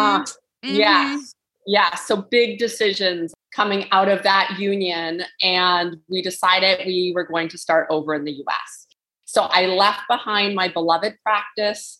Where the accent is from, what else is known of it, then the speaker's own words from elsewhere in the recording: Ontario, Canada; moved away as an adult; now in New Hampshire, United States; I was raised in Ontario, Canada